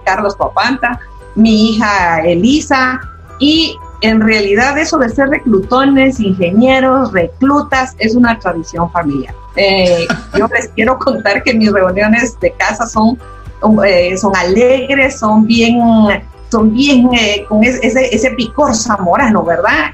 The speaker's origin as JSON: {"language": "Spanish", "town": "Quito", "region": "Pichincha", "country": "Ecuador", "tie": "born or raised there", "said": "yo soy de Quito, Ecuador"}